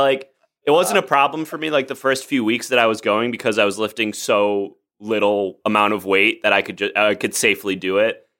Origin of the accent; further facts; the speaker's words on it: Oak Park, Illinois, United States; moved away as an adult; now in Los Angeles, United States; I grew up in Chicago, outside of Chicago